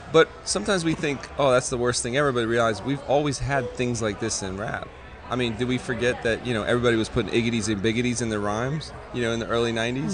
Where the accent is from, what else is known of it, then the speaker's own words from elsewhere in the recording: Florida, United States; I'm coming from Florida